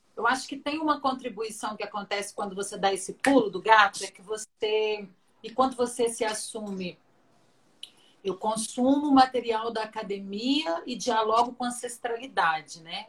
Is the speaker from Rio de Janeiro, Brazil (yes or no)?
no; Minas Gerais, Brazil; eu sou mineiro